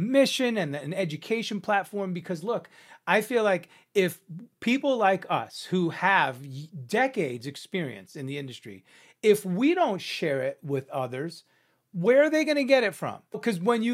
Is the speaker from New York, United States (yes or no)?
yes; New York, United States; now in Los Angeles, United States; I'm from New York. I'm a Cuban Italian New Yorker